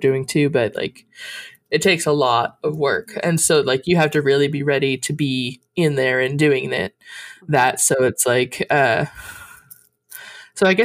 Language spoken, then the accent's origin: English; Montana, United States; I was born in Montana